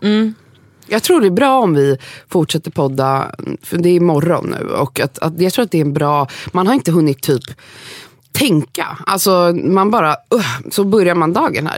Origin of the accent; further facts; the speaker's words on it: Gothenburg, Västra Götaland, Sweden; moved away as an adult; now in Sundbyberg, Sweden; jag är från Göteborg, 418